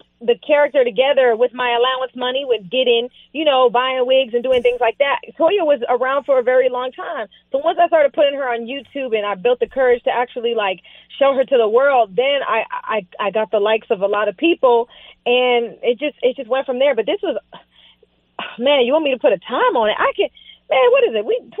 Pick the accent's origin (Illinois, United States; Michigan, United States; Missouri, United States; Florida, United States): Florida, United States; West Palm Beach; And, you know, I grew up in South Florida. I lived in West Palm. And I lived in the hood.